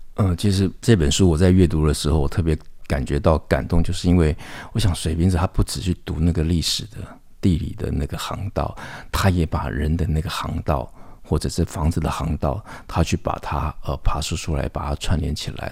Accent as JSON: {"language": "Chinese", "town": "Taipei", "country": "Taiwan", "tie": "born or raised there", "said": "我小时候是在双连出生，那双连其实就在圆环的一个周边，我后来又住到剑潭"}